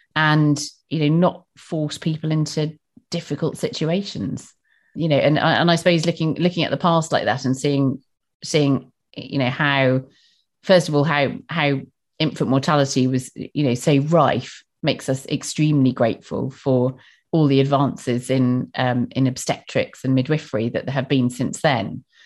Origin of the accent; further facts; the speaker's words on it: Bristol, South West England, United Kingdom; accent: Bristol; my strange Bristol accent